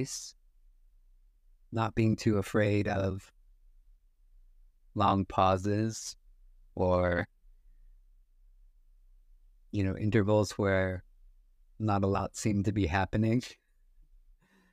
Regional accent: United States; growing up in the States

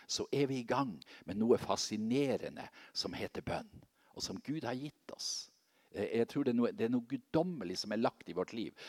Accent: Seløya, Helgeland coast, Nordland, Norway; moved away; fra mammahuset på Seløya, der jeg kommer fra.

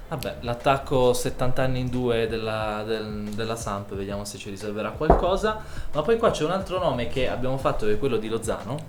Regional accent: Turin, Piedmont, Italy; noi siamo di Torino

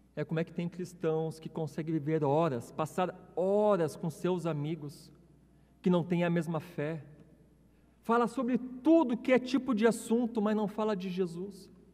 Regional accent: Rio Grande do Sul, Brazil; moved away; meu estado

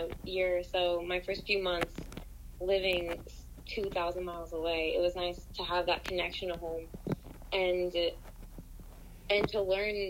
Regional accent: Appalachia, United States; accent: Appalachian; It's our instinct for young Appalachians to enter the rest of the world to do.

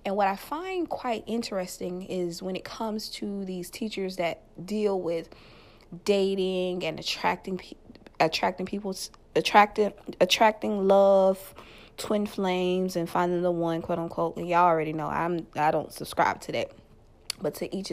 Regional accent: Louisiana, United States; Louisiana, my home state

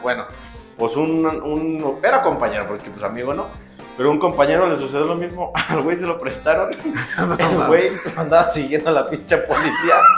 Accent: Dolores Hidalgo, Guanajuato, Mexico; nosotros somos de Dolores Hidalgo

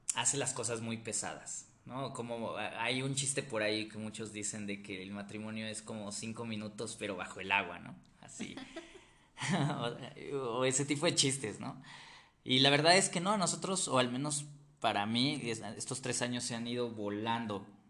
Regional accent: Mexico City, Mexico; also born or lived in Ecatepec, State of Mexico; soy de Ciudad de México, aquí nací, toda mi vida he vivido aquí

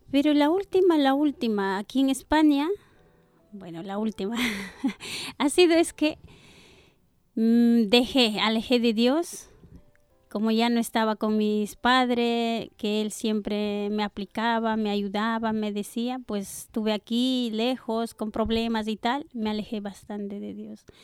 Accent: Ecuador; now in Spain; Bueno, llevo muchos años aquí, eh, soy de Ecuador.

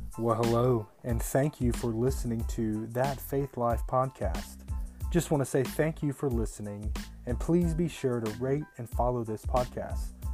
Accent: United States; we're Americans

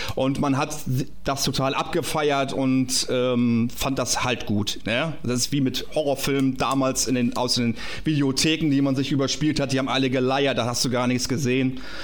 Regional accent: Kappeln, Schleswig-Holstein, Germany; ich komme aus Schleswig-Holstein, aus Kappeln, also da bin ich geboren worden

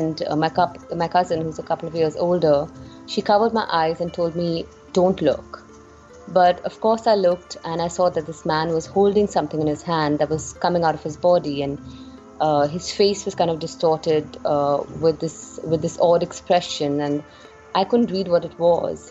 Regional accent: India; as Indian women

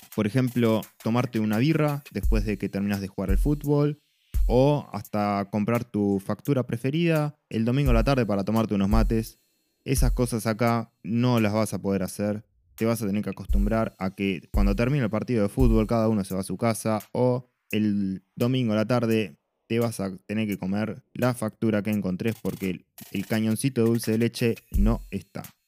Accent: Buenos Aires, Argentina; moved away as an adult; vengo de Buenos Aires

